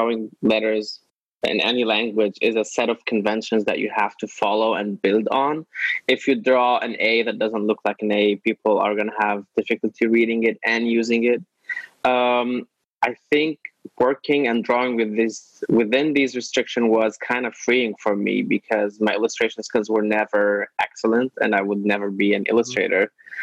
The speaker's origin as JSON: {"language": "English", "country": "Lebanon", "tie": "born or raised there", "moved": "as an adult", "lives_now": "Brooklyn, United States", "said": "I was born in Lebanon. I was raised in Lebanon."}